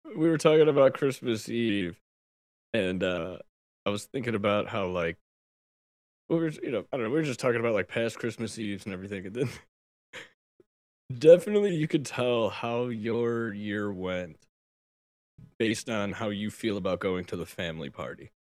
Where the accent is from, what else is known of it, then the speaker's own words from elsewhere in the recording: United States; I'm an American